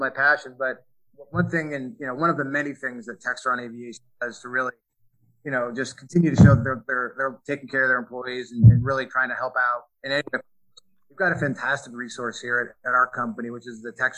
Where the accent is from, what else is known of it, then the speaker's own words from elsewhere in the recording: New York City, New York, United States; also born or lived in Connecticut; I grew up on the East Coast, in New York State and Connecticut. I'm from New York City originally